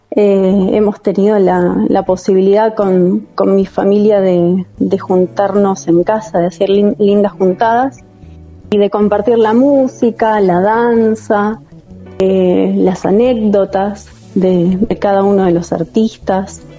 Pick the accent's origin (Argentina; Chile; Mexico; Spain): Argentina; San Miguel, Buenos Aires Province; Nací acá en San Miguel y hace 34 años que vivo en el mismo lugar en San Miguel.